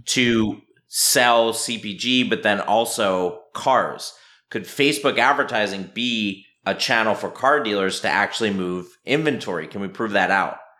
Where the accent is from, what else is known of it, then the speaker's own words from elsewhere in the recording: Philadelphia, Pennsylvania, United States; also born or lived in Vermont; born and raised in Philadelphia